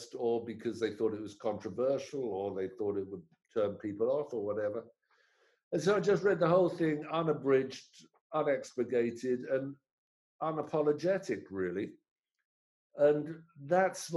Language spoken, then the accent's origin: English; London, United Kingdom; grow up in London in the 60s